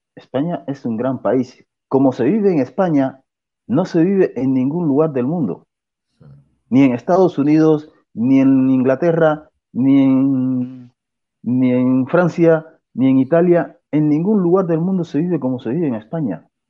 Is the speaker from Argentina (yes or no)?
no; Cuba; moved away as an adult; now in Spain; yo soy cubano